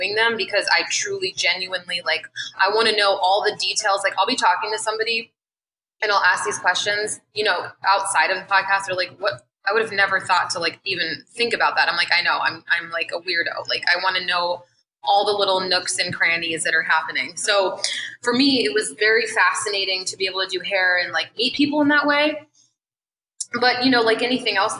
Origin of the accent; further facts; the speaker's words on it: Columbus, Ohio, United States; I am from Columbus